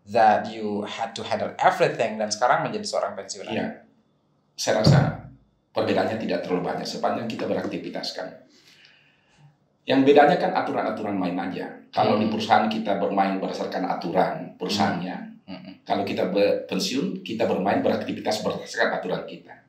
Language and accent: Indonesian; Makassar, South Sulawesi, Indonesia; moved away; saya juga waktu itu alhamdulillah merantau dari Makassar ini kita anak Makassar